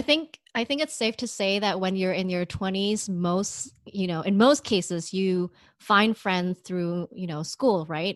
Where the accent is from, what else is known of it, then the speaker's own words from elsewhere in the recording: Bay Area, California, United States; moved away as an adult; now in New York, United States; we are both from the Bay Area.